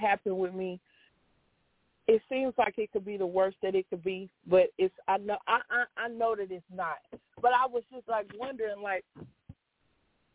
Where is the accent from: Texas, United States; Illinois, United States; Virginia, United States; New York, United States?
Illinois, United States; East St. Louis; I'm from East St. Louis, Illinois, but I'm currently in St. Louis, Missouri right now at this moment